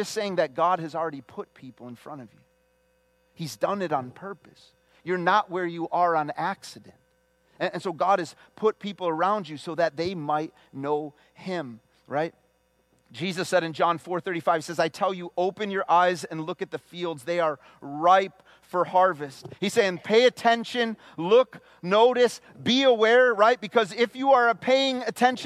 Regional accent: the Chicago area, Illinois, United States; from the Chicago area.

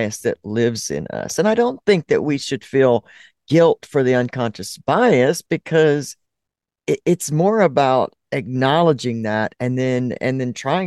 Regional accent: South Alabama, United States; I grew up in the South. I grew up in very South Alabama

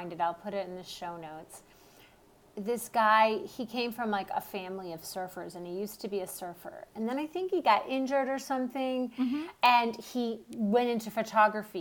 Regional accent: Detroit, Michigan, United States; I grew up in Detroit

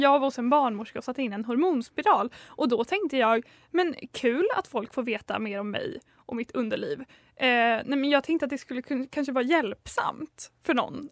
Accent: Linköping, Östergötland, Sweden; moved away; i somras så var jag hemma i Linky Pink

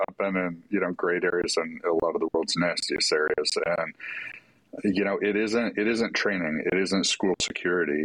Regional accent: California, United States; we both grew up in California

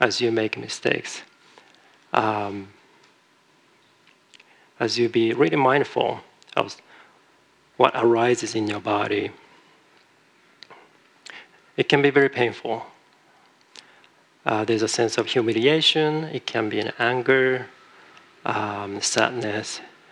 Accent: Japan; moved away; I'm from Japan originally

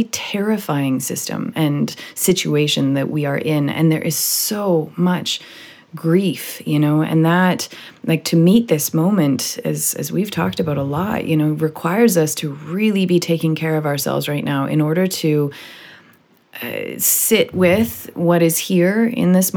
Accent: Vancouver, British Columbia, Canada; also born or lived in Miami, United States; I'm from Vancouver, you know, it's up by Seattle

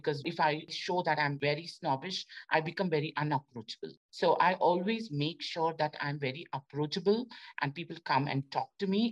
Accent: India; moved away as an adult; I was selected from India.

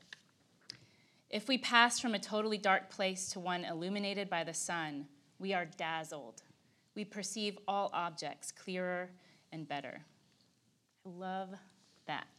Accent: Texas, United States; I'm Texan.

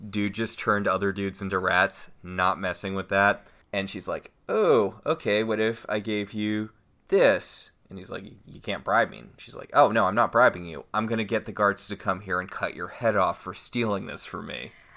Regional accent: United States; I'm an American

